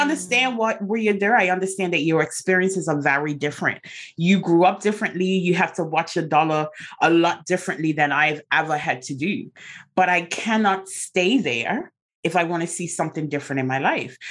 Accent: Bermuda; I'm from Bermuda

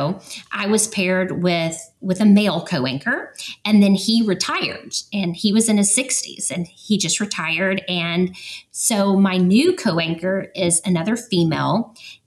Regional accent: Atlanta, Georgia, United States; moved away as an adult; So we're originally from Atlanta.

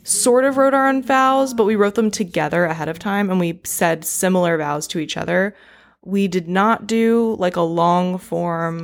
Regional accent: East Coast, United States; now in California, United States; I'm from the East Coast

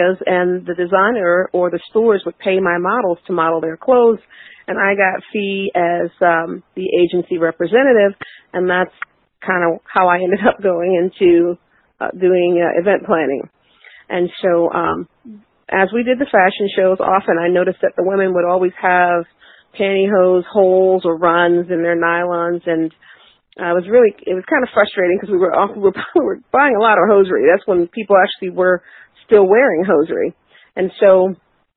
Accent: Baltimore, Maryland, United States; 5'4" black women from East Baltimore

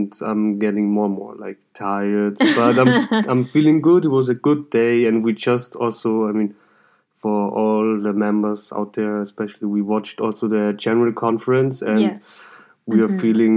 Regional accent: Salzburg, Austria; I'm from Austria. I'm from Salzburg

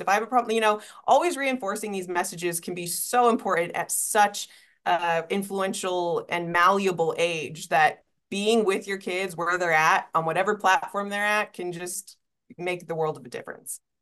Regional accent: East Coast, United States; moved away; also born or lived in Utah; I grew up on the East Coast

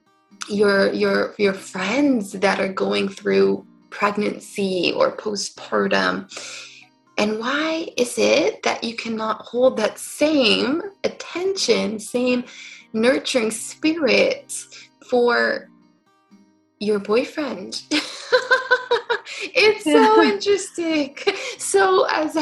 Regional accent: California, United States; moved away as an adult; also born or lived in New York City; I grew up in California and ended up moving to New York City and stayed there for about 10 years

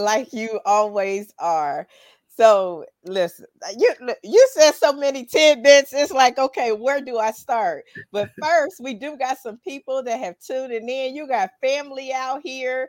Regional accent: Dayton, Ohio, United States; Dayton, Ohio, which is my hometown.

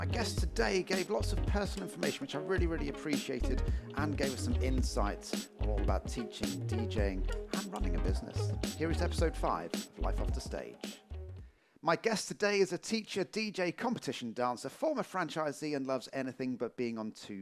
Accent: Portsmouth, South East England, United Kingdom; moved away; I'm from Portsmouth originally

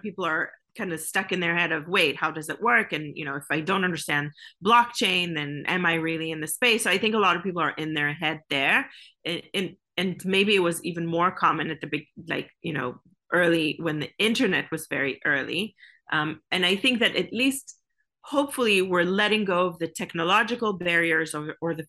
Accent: Israel; I come from Israel, which is like called Startup Nation

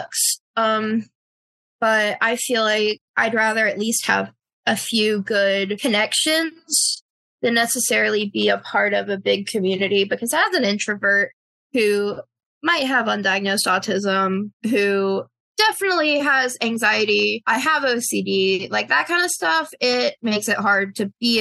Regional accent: North Carolina, United States; I'm from North Carolina.

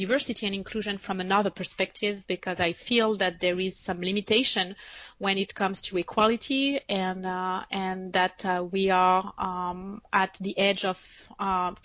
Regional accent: France; English is a second language; moved away as an adult; also born or lived in United States; now in Paris, France; I am French, and I was born and raised in France, and I moved to the United States 11 years ago

